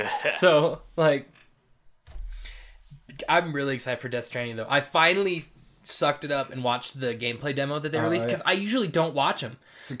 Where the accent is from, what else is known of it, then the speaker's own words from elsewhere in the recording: United States; I'm American.